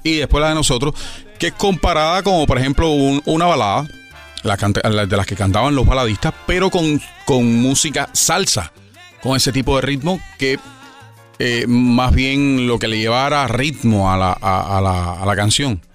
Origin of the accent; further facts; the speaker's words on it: Havana, Cuba; Yo soy cubano, nací en La Habana